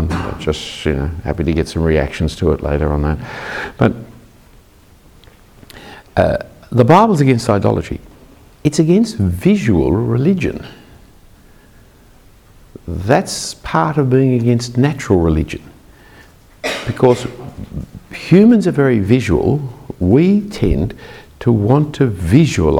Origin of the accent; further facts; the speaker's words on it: Australia; I'm an Australian Anglican